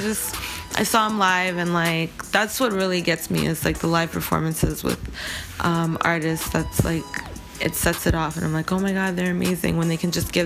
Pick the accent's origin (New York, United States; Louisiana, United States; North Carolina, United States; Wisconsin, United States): New York, United States; New York City; I grew up in Queens Village